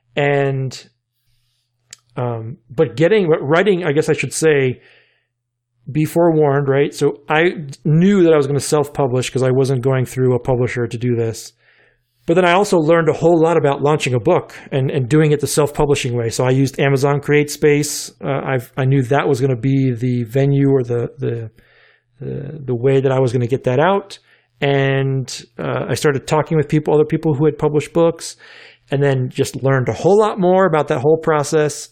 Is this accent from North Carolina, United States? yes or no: yes; North Carolina, United States; now in Richmond, United States; growing up in North Carolina